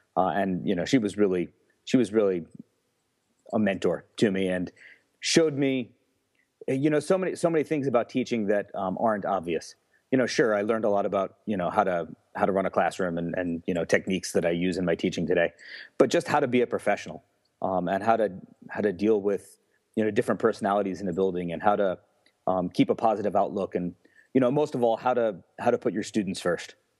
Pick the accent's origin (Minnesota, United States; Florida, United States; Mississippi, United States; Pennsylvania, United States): Pennsylvania, United States; Newfoundland; also born or lived in New York / Mesa, Arizona; in Newfoundland, like I said, is a small rural area